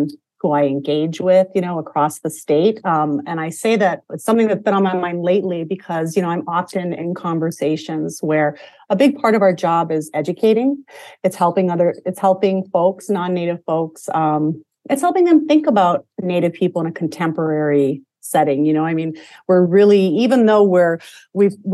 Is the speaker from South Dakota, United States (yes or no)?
yes; Eagle Butte, South Dakota, United States; now in St. Paul, United States; I'm a citizen of the Cheyenne River Sioux Tribe, born and raised in Eagle Butte, South Dakota